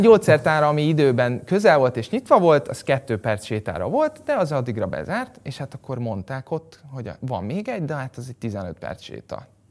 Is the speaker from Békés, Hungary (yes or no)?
no; Budapest, Hungary; a 17. kerületben, mert én ott nőttem föl